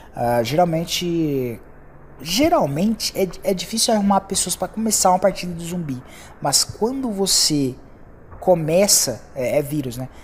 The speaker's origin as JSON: {"language": "Portuguese", "country": "Brazil"}